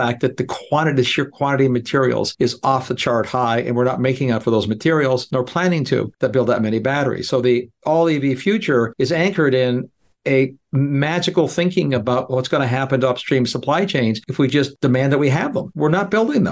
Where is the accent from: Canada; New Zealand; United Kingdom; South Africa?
Canada; moved away as an adult; being a Canadian, growing up where it got much colder than 20 degrees below zero, it's one of the reasons, other than finding a job, that I left Canada years ago